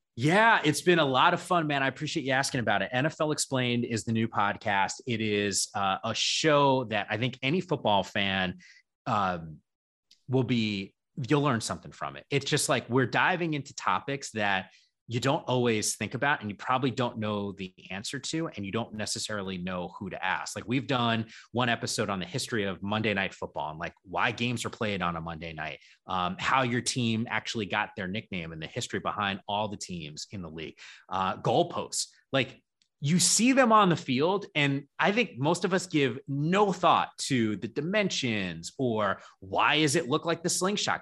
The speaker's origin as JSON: {"language": "English", "region": "Northern New Jersey", "country": "United States", "tie": "born or raised there", "moved": "as an adult", "lives_now": "San Francisco Bay Area, United States", "said": "I grew up in Northern New Jersey"}